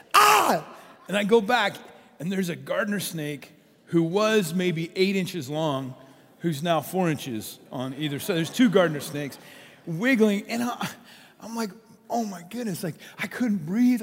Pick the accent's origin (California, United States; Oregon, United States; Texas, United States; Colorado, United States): Colorado, United States; as a kid, I grew up in Colorado